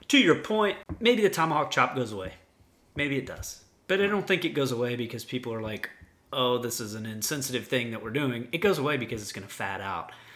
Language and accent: English; Kansas City, United States; they're my hometown team. They're who I grew up